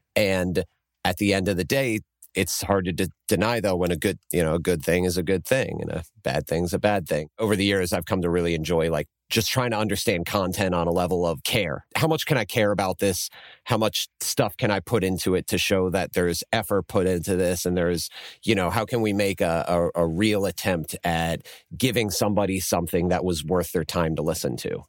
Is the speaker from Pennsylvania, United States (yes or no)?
yes; Lancaster, Pennsylvania, United States; I'm from Lancaster